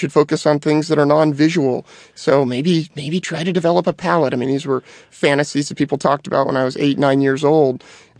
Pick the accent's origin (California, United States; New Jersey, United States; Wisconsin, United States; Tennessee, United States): California, United States; Petaluma; So I was actually born and raised in Petaluma, which is in the heart of Sonoma County, which, as you know, is a big wine region of the world.